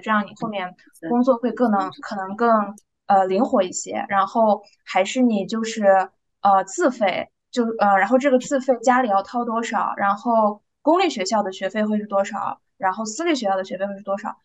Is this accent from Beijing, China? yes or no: no; Urumqi, Xinjiang, China; moved away as an adult; now in United States; 咱们在，呃，新疆出生长大的，呃，孩子